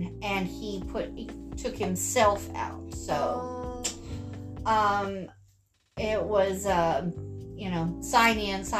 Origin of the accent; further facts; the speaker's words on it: United States; Speaking, as an American.